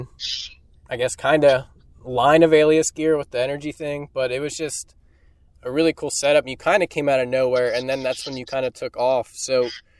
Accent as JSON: {"language": "English", "region": "Kentucky", "country": "United States", "said": "I'm from Kentucky"}